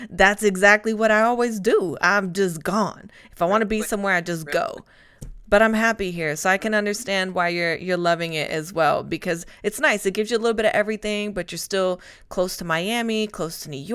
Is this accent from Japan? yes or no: no; Spain; now in Atlanta, United States; because I'm originally from Spain and I've bounced around the joke with my friends.